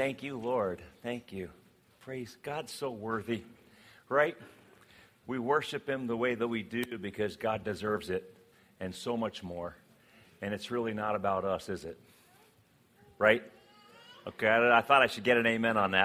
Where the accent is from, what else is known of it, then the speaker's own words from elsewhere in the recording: West Virginia, United States; I was born in West Virginia, so I am a redneck at heart